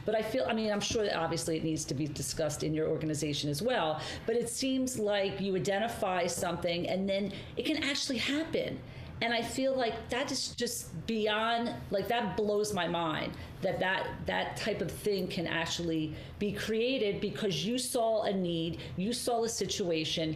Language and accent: English; Margate, New Jersey, United States; also born or lived in Atlantic City; growing up in Margate, growing up in these areas, growing up in Atlantic City